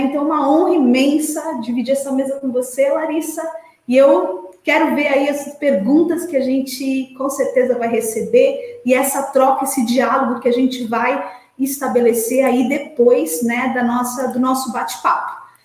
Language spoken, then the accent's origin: Portuguese; Santos, São Paulo, Brazil; Eu sou de Santos, estudei esporte escolar em Santos